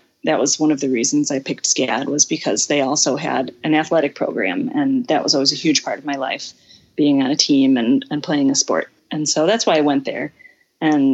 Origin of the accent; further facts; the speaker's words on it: Southern Alabama, United States; moved away as an adult; now in Brazil; I grew up in Southern Alabama